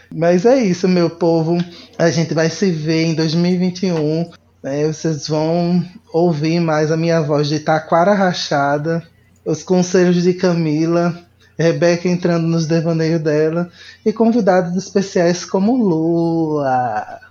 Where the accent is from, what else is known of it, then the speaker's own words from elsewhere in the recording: Recife, Pernambuco, Brazil; moved away; lá de Recife, da minha terra natal